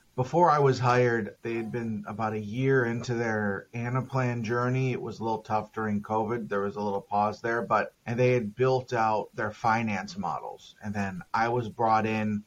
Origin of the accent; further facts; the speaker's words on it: Minnesota, United States; also born or lived in Texas / Denver, Colorado / Los Angeles, California; now in San Diego, United States; I'm from Minnesota, and I've lived in Texas and Denver, Colorado, and California